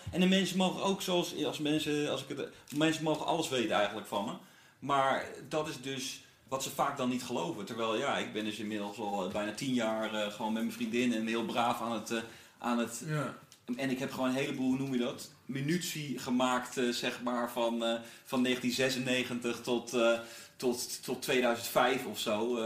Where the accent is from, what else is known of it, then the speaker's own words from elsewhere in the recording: North Brabant, Netherlands; also born or lived in Gouda; Zo van, ik dacht, ik heb in Brabant gewoond, ik ben eh, geboren in Gouda. Toen ging mijn pa bij DAF werken, zo die truckfabrikant